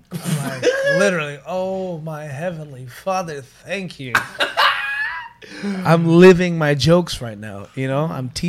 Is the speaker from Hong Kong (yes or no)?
no; Philippines; But I'm fully Filipino